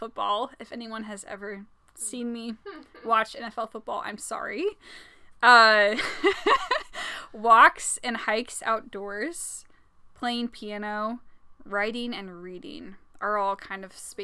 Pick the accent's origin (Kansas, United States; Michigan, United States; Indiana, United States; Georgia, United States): Indiana, United States; born and raised in Indiana, a Hoosier